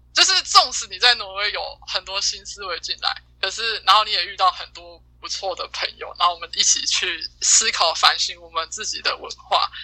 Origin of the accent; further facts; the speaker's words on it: Taiwan; 一个就是我台湾人